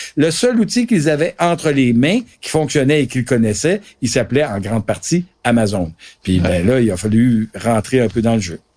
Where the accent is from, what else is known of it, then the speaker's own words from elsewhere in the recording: Gaspésie, Quebec, Canada; je viens de la Gaspésie